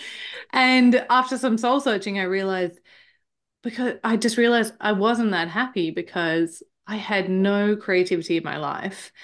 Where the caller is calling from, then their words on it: Queensland, Australia; I am calling in from Queensland, Australia, where it is extremely hot at the moment.